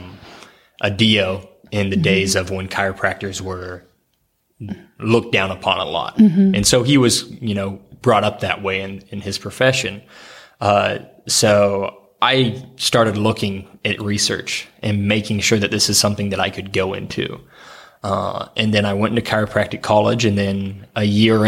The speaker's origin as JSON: {"language": "English", "region": "Oklahoma", "country": "United States", "tie": "born or raised there", "moved": "yes", "lives_now": "Ohio, United States", "said": "I grew up in Oklahoma"}